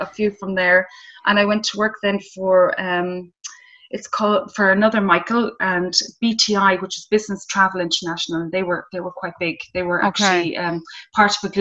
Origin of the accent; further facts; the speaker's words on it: Mayo, Connacht, Ireland; I grew up in Mayo. I grew up in a town